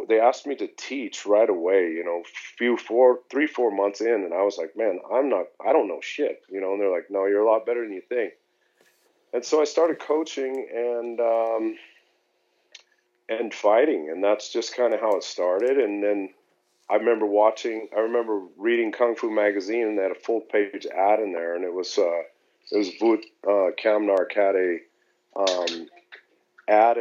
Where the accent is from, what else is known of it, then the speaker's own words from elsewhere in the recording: Denver, Colorado, United States; I was born and raised here in Denver